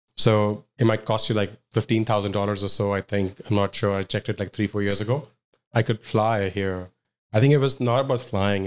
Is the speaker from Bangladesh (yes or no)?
no; Mumbai, Maharashtra, India; moved away as an adult; also born or lived in Madhya Pradesh / Pune; now in Toronto, Canada; I was born and raised in Bombay, uh, until grade six, grade seven.